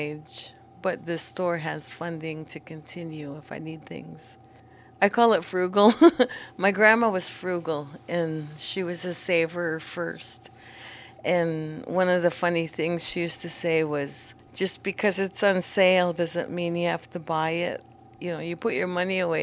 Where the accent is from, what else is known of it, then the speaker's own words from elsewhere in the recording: Warm Springs, Oregon, United States; I'm from Warm Springs. I grew up here